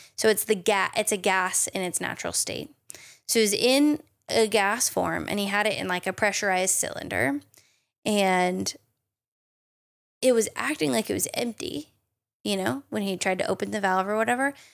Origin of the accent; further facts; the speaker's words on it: United States; I'm also an American chemist